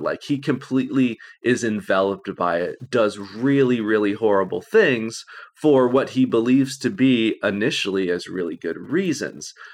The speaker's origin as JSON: {"language": "English", "region": "Illinois", "country": "United States", "said": "I'm from Illinois"}